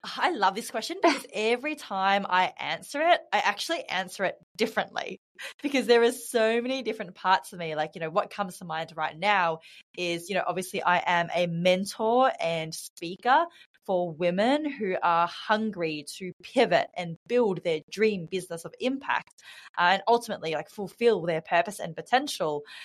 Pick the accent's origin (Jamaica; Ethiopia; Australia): Australia; moved away as an adult; now in Bali, Indonesia; I'm from Australia, uh, born and raised in Australia, but I'm currently living in Bali.